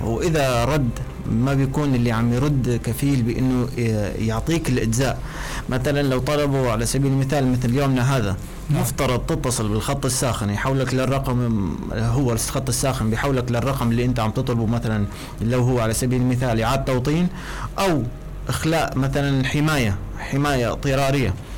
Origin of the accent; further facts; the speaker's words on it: Syria; moved away as an adult; now in Libya; أنا كسوري موجود